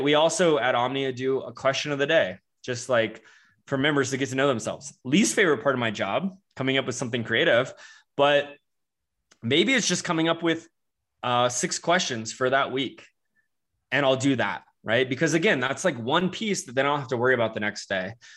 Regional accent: Florida, United States; also born or lived in Charleston, South Carolina; now in Denver, United States; I grew up in Florida

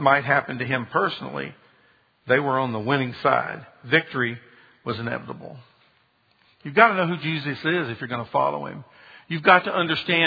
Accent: Marietta, Georgia, United States; also born or lived in Birmingham; I'm from Birmingham originally, but my parents moved to Marietta, Georgia when my dad took a job at Lockheed. So I grew up most of my life in Georgia

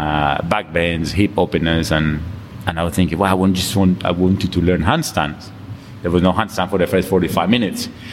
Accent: Colombia; English is a second language; moved away as an adult; now in London, United Kingdom; I come from Colombia. I came to London in 2000. I came here to study.

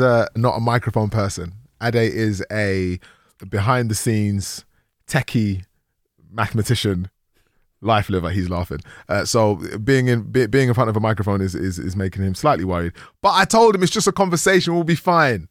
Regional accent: London, United Kingdom; also born or lived in Nigeria; I grew up in Tottenham

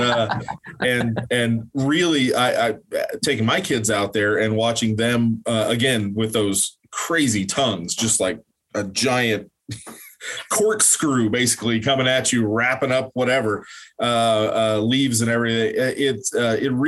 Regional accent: Oklahoma, United States; growing up in Oklahoma

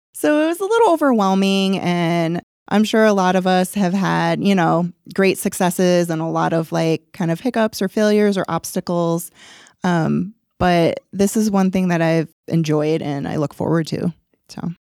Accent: Rochester, New York, United States; moved away; my hometown, Rochester

